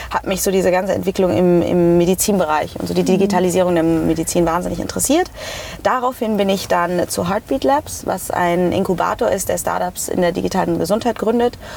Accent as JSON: {"language": "German", "town": "Hanau", "region": "Hesse", "country": "Germany", "said": "also ich immer, ich komme aus Frankfurt. Also eigentlich komme ich nicht direkt aus Frankfurt, äh, ich komme"}